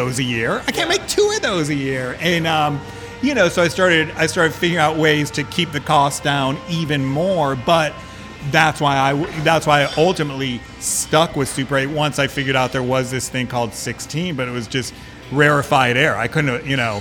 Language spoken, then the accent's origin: English; Midwest, United States; now in San Francisco, United States; I was also from the Midwest, no connection to the film industry